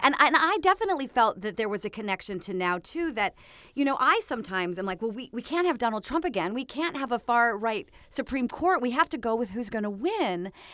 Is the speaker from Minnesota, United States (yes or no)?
yes; Minnesota, United States; me growing up in Minnesota